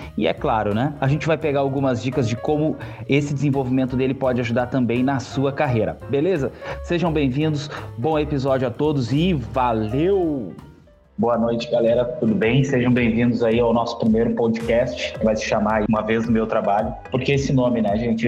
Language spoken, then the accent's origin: Portuguese; Porto Alegre, Rio Grande do Sul, Brazil; Eu sou da cidade de Porto Alegre, aqui no Rio Grande do Sul